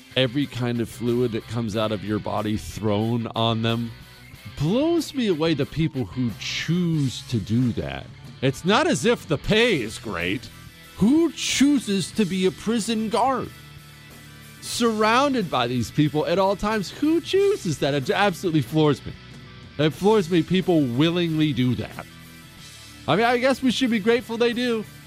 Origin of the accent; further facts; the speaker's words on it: Montana, United States; I grew up in Montana